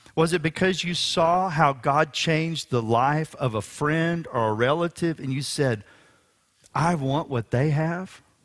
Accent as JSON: {"language": "English", "town": "Houston", "region": "Texas", "country": "United States", "tie": "born or raised there", "said": "We were attending a revival service at Memorial Drive Baptist Church here in Houston, Texas"}